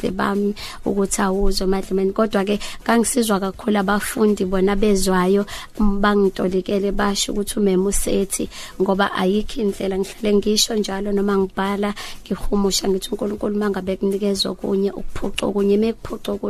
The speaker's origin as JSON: {"language": "Zulu", "town": "Umzumbe", "region": "KwaZulu-Natal", "country": "South Africa", "tie": "born or raised there", "said": "ngizalelwe endaweni yasemakhaya eMzumbe"}